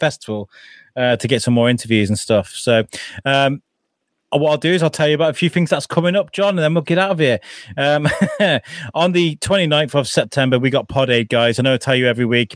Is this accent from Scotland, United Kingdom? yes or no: no; Wrexham, Wales, United Kingdom; the town I grew up in North Wales, in Wrexham